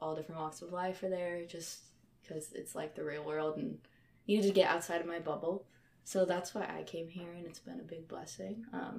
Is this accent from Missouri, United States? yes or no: yes; St. Charles, Missouri, United States; I am a junior. I am from St. Charles, Missouri, and not St. Louis, because I will get yelled at if I say I'm from St. Louis.